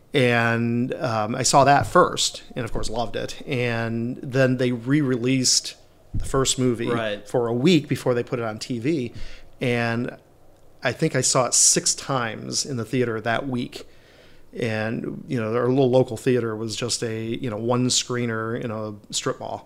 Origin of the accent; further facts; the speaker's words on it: Milford, Michigan, United States; also born or lived in Royal Oak, Michigan; I am originally from Michigan. I was born in Royal Oak, but I grew up in a little town north of Detroit called Milford.